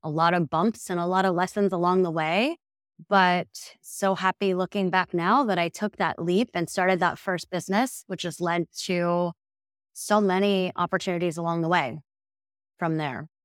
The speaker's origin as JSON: {"language": "English", "region": "Midwest", "country": "United States", "moved": "yes", "said": "I'm originally from the Midwest, so same at A's and O's, a little bit different"}